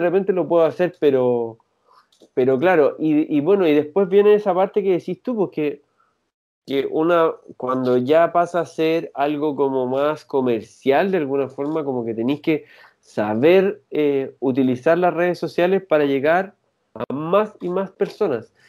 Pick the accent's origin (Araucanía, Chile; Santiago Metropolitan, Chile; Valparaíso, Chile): Valparaíso, Chile; San Antonio; now in Santiago, Chile; yo soy de San Antonio y con él lo conocí allá, somos amigos desde chico.